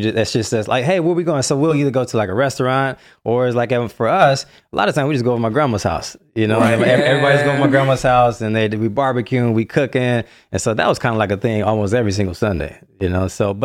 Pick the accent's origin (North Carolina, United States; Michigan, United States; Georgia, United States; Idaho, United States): Michigan, United States; Detroit; So born and raised in Detroit. And I grew up there. So I grew up in a very, very close-knit, tight-knit, awesome family.